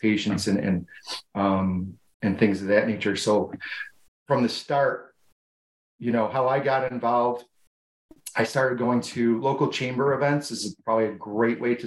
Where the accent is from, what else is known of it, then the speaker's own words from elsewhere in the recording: Buffalo, New York, United States; I'm from Buffalo, New York